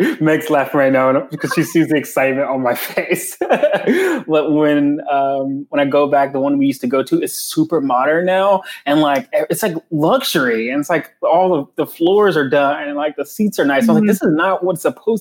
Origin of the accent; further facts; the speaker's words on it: North Carolina, United States; moved away; I am from North Carolina